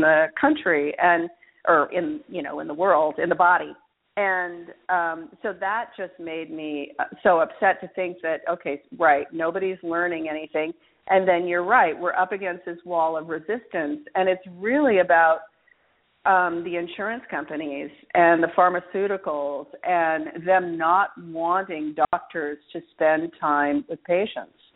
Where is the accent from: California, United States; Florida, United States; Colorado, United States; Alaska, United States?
Alaska, United States; now in New Orleans, United States; I grew up in Alaska